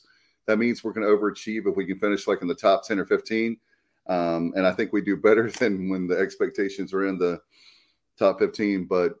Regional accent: Durham, North Carolina, United States; you know how much I love Durham, my hometown

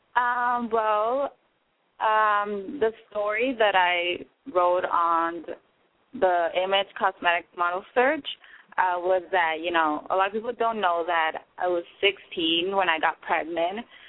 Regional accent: Mexico; now in Los Angeles, United States; I was born in Mexico

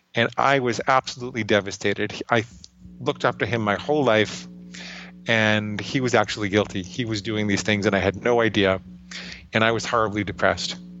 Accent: New York City, New York, United States; I grew up in and around New York City

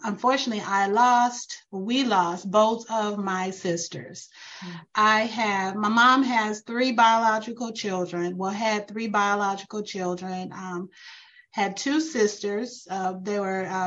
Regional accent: St. Louis, Missouri, United States; moved away as an adult; now in Atlanta, United States; We're originally from St. Louis, Missouri

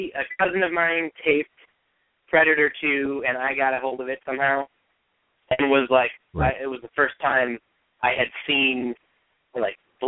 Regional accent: Freeland, Michigan, United States; moved away; I grew up in Michigan

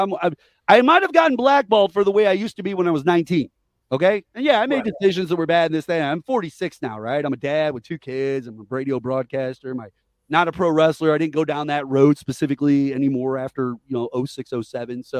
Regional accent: Missouri, United States; we're from Missouri

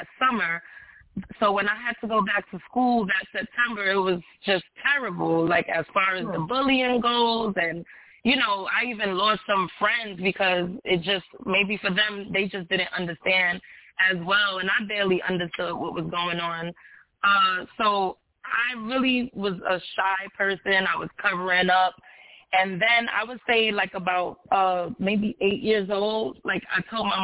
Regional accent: New York City, New York, United States; I'm born and raised in New York City.

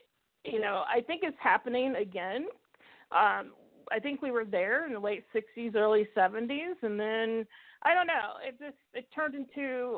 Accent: the South, United States; I'm from the South originally. I mean, I haven't lived there in almost 19 years.

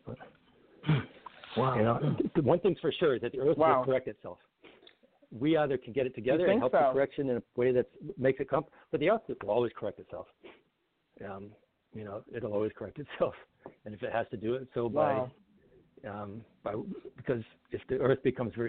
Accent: Old Crow, Yukon, Canada; Old Crow, where I grew up in Yukon

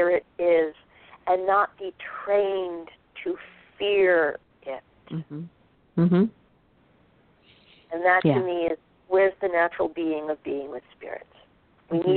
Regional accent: Norwalk, Connecticut, United States; born or raised there

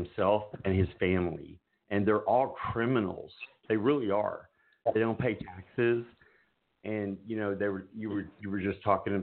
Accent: United States; I'm an American.

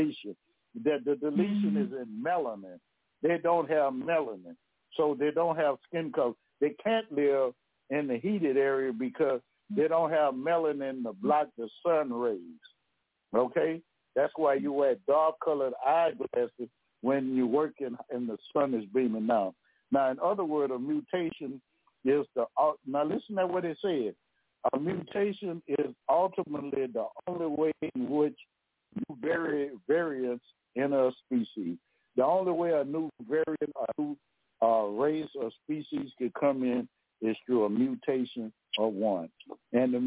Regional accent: Louisiana, United States

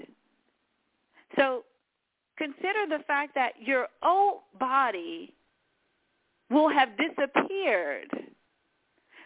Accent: Washington, District of Columbia, United States; also born or lived in New York City; I was born in Washington, D.C., which is the capital of the United States of America.

